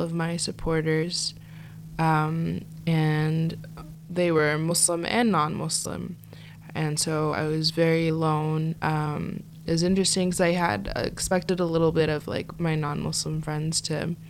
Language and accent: English; United States; I grew up mostly in America. I was born and raised here